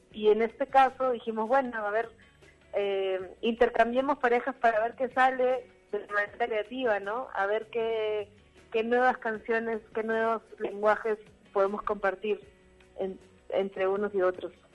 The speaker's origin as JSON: {"language": "Spanish", "country": "Peru", "moved": "as an adult", "lives_now": "Mexico", "said": "… y yo vivimos eh, desde hace casi dos años en México, pero pero sí, somos de Perú."}